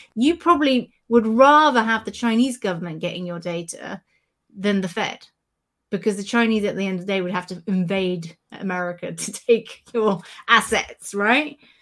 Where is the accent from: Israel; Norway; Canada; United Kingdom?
United Kingdom; as a Brit